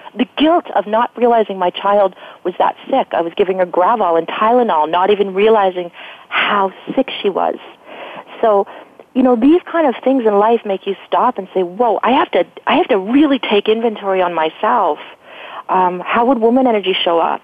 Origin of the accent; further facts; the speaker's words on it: Canada; I'm Canadian